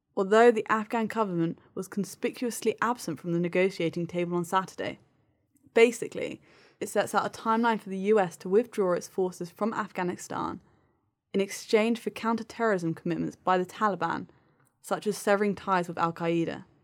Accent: United Kingdom; as a Brit

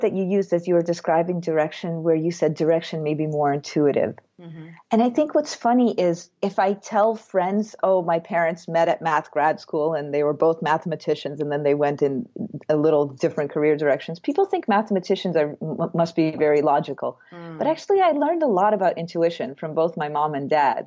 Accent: Russia; moved away; my background is that I'm from Russia

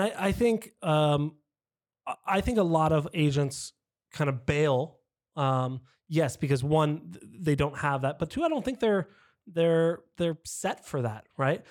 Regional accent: San Diego, California, United States; I am as well born and raised in San Diego. I didn't move around a lot

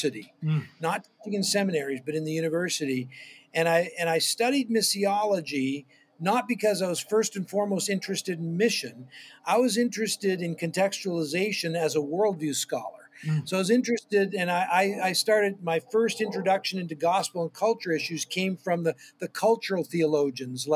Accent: near Toronto, southern Ontario, Canada; I grew up in southern Ontario, Canada, near Toronto

